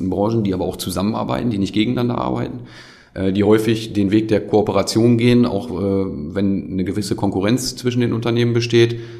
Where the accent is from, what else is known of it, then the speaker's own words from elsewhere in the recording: Gronau, North Rhine-Westphalia, Germany; Auch die, die äh, äh, Entwicklung in meiner Heimatstadt Kronau ist mir dann auch wichtig.